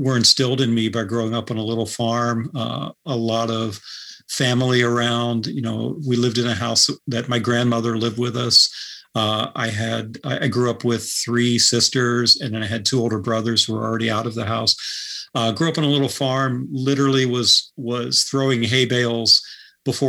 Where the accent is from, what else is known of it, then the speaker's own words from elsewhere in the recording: rural Pennsylvania, United States; moved away as an adult; now in Northampton, United States; I'd just say Pennsylvania